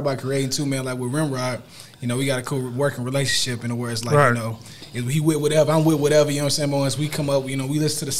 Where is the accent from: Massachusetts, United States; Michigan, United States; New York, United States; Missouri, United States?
Missouri, United States; St. Louis; St. Louis born and raised